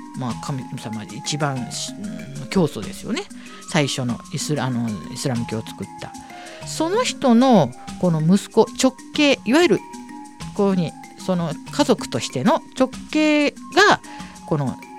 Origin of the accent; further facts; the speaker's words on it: Tokyo, Japan; 下町生まれ育ち